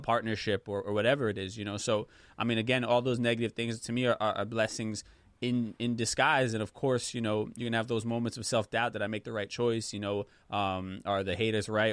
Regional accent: United States; I was born in the States

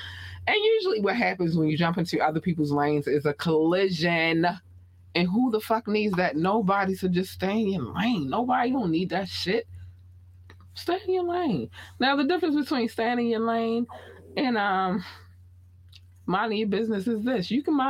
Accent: Baltimore, Maryland, United States; accent: Baltimore; But yeah, you're welcome. You can have my Baltimore accent anytime.

